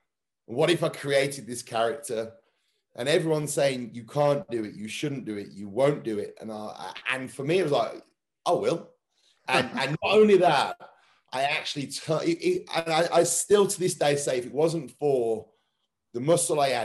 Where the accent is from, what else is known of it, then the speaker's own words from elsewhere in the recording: England, United Kingdom; for me being English football is it's everything.